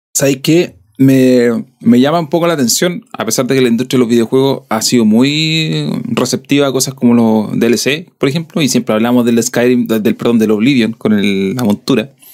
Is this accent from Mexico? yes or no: no; southern Chile, Chile; accent: sureño (southern Chilean); tengo el que tengo, el que es de acá sureño de toda mi vida, que ni siquiera sé si es muy sureño